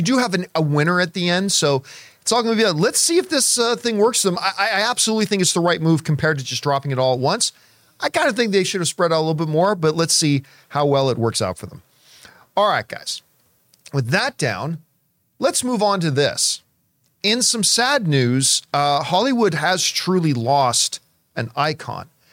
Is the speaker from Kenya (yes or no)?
no; Canada; growing up in Canadian winters